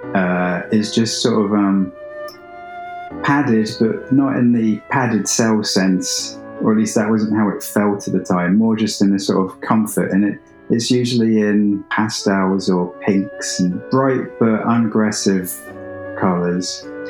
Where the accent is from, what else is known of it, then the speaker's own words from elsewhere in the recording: England, United Kingdom; I'm English